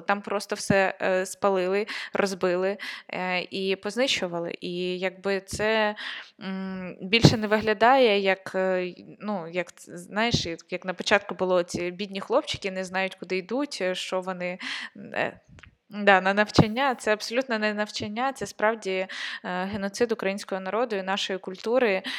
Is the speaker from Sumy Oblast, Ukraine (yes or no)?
yes; Konotop, Sumy Oblast, Ukraine; я от з Сумської області, я з Конотопа